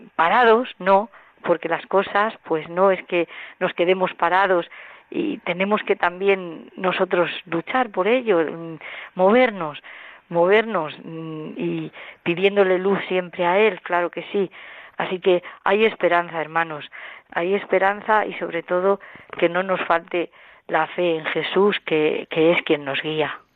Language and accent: Spanish; Villacañas, Castilla-La Mancha, Spain; soy de Villacañas, de un pueblo de, un pueblo de aquí, de, Toledo